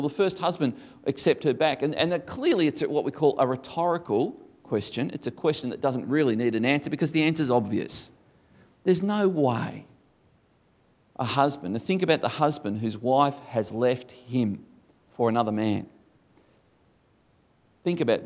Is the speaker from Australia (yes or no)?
yes; Tasmania, Australia; Tasmania, where the air is clear.